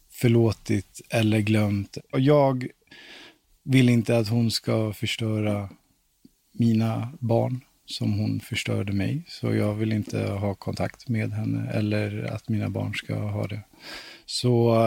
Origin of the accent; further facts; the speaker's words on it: Stockholm, Stockholm County, Sweden; moved away; also born or lived in Valdemarsvik; jag är uppväxt i Hässelby från grund och botten